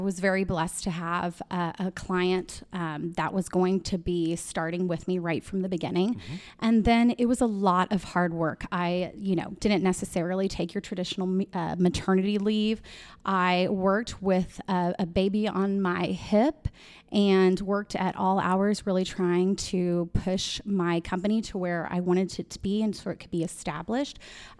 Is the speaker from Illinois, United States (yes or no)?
no; Texas, United States; So I'm actually from a South Texas cattle ranch family. Yep. My family's ranch is about a little over an hour south.